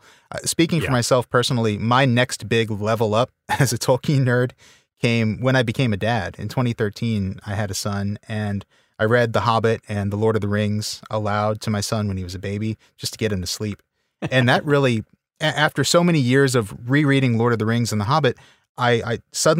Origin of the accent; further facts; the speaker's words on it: Louisiana, United States; now in Texas, United States; I live in Texas now, but I am from Louisiana originally.